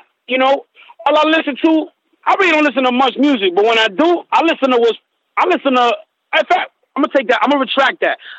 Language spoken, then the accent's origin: English; Massachusetts, United States; I'm from Massachusetts